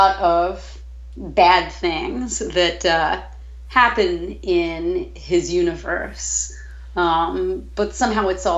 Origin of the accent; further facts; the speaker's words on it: New York, United States; now in New Orleans, United States; I'm originally from New York